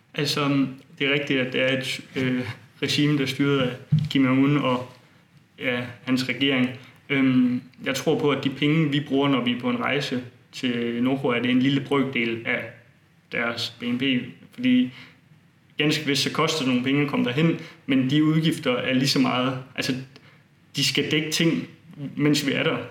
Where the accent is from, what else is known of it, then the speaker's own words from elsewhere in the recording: Bogense, Southern Denmark, Denmark; i min hjemby Bogense